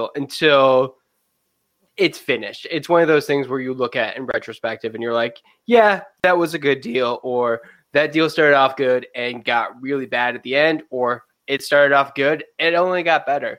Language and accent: English; Jamestown, New York, United States; I tell people I'm from Buffalo when really I'm from Jamestown because no one knows where Jamestown is